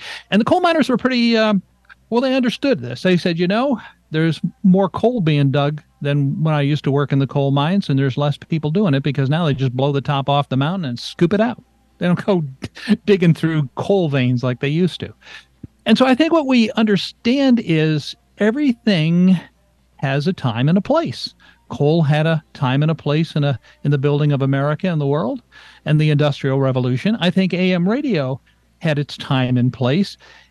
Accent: Pittsfield, Massachusetts, United States; moved away; We had two local AM radio stations in my hometown of Pittsfield, Massachusetts, when I was growing up.

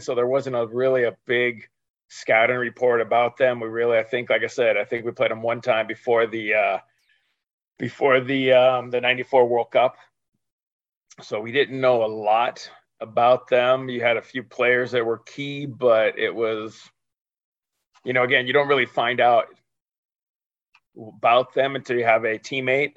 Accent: California, United States; also born or lived in Chicago / Argentina; when I was five or six, we came back to California and my dad played semi-pro there. He worked, he got a job and worked semi-pro, and uh, so yeah, I'm a California boy basically

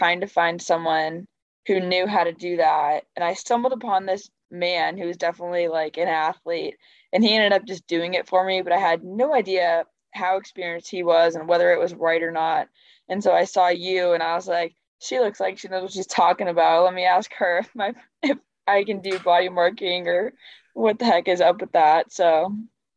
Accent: Massachusetts, United States; I'm from Massachusetts

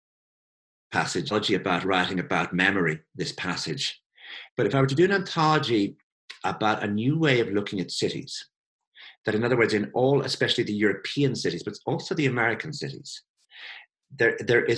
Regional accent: Ireland; I come from Ireland

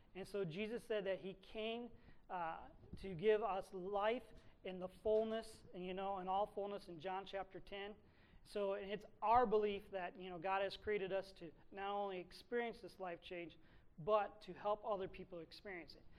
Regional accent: Sandusky, Ohio, United States; moved away; I grew up in Sandusky

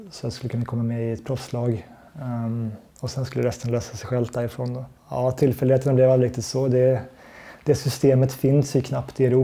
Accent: Sweden; och som svensk så har man lite hamnat utanför den typen av sponsor, sponsortänk.

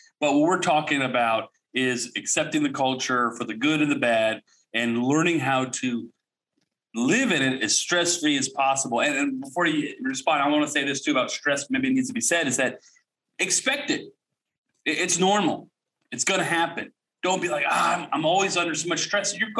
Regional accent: United States; moved away; being this American

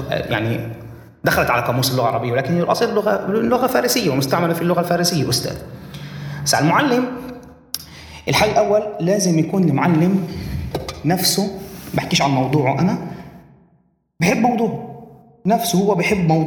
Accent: Tayibe, Central District, Israel; فهي اليوم اسمها الطيبة بنحكي عن تقريبا ما يقارب 100% مسلمين

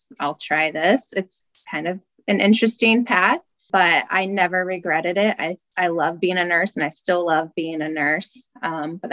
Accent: West Coast, United States; now in Midwest, United States; I'm actually from the West Coast

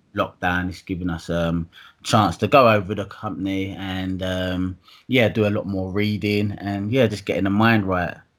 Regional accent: Dagenham, London, United Kingdom; also born or lived in Hackney, London / Dalston, London; I'm from Essex. Um, I was born in Hackney, um, Homerton Children's Hospital

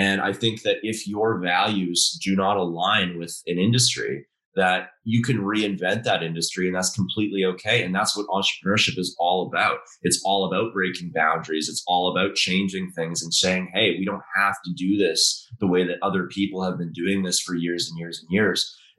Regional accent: Dubai, United Arab Emirates; also born or lived in Calgary; I'm originally from Calgary, but I grew up overseas in Dubai and I've been bouncing around ever since.

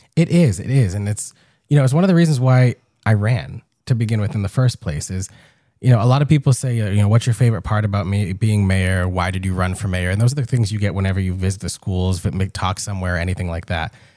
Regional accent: Gardner, Massachusetts, United States; being twenty-eight years old, growing up here

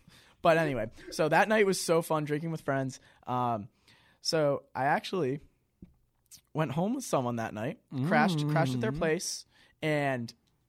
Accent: Auburn, Massachusetts, United States; I'm from Auburn, Massachusetts. It's right next to Worcester.

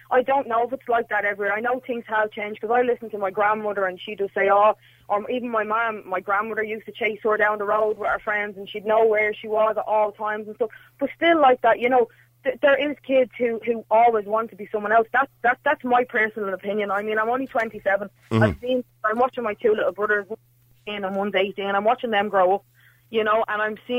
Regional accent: Dublin, Leinster, Ireland; also born or lived in Donegal; 27, so I can kind of speak from the younger kind of generation of men. Yeah, I grew up in Donegal and then I moved to Ballymun when I was quite little as well. I grew up here.

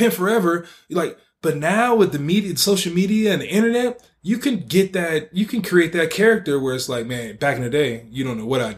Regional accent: Oakland, California, United States; when I grew up in the Bay Area

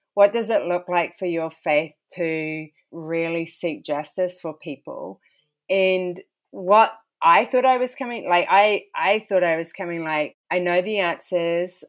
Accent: New Zealand; moved away as an adult; now in Philadelphia, United States; been born and raised there

